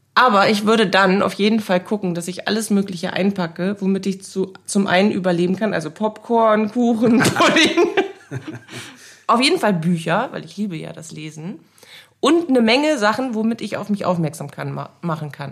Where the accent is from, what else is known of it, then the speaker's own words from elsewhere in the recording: Bremen, Germany; Ich wurde in Bremen geboren 1983